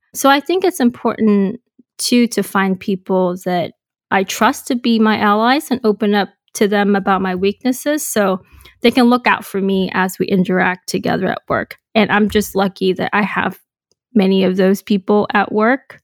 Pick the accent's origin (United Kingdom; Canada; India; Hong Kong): Hong Kong; moved away as an adult; also born or lived in Boston, United States; So I was born and raised in Hong Kong